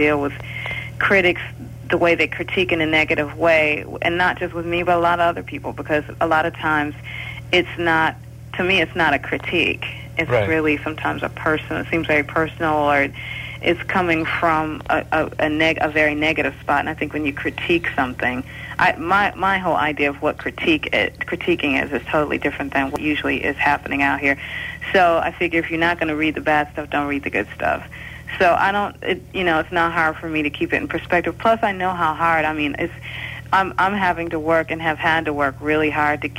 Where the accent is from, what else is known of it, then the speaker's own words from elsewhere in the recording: Detroit, Michigan, United States; growing up in Detroit